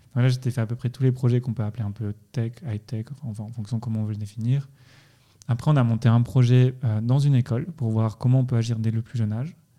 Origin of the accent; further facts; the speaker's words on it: France; moved away as an adult; now in Lausanne, Switzerland; moi je viens de, de France, c'est-à-dire bon, maintenant je suis ici depuis assez longtemps